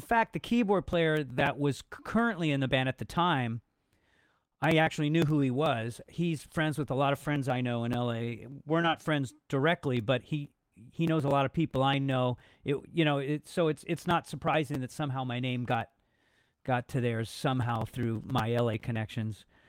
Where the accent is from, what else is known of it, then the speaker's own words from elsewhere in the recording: Los Angeles, California, United States; I'm from Los Angeles originally, born and raised, uh, grew up in the eighties.